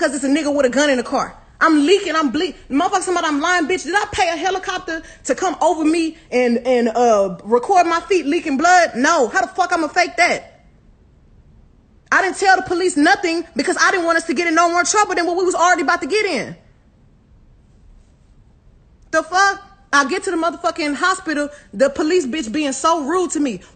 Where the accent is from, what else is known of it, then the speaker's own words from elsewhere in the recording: Houston, Texas, United States; I'm from Houston. I'm from the motherfucking South Side